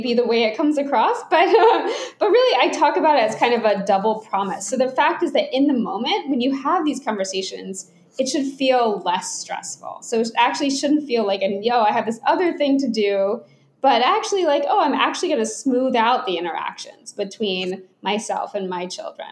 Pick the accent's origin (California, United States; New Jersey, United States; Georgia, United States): Georgia, United States; Atlanta; I grew up in Atlanta, Georgia